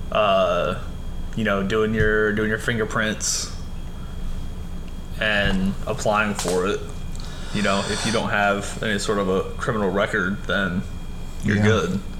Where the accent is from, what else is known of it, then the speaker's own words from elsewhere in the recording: Michigan, United States; so I grew up in Michigan.